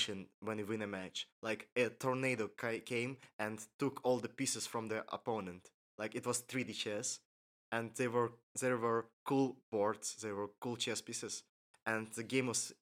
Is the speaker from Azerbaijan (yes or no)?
yes; Baku, Azerbaijan; I was born here in Baku, and I've lived here all my life.